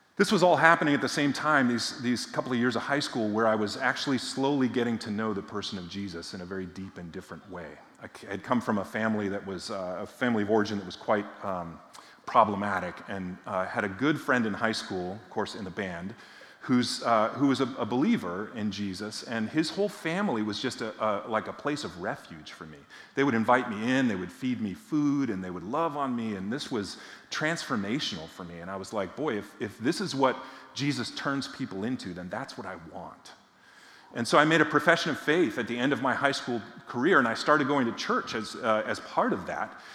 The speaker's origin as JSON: {"language": "English", "area": "near Boston", "region": "Massachusetts", "country": "United States", "tie": "born or raised there", "said": "I grew up in Massachusetts, not far from Boston, about 10 miles from what was then called Schaefer Stadium"}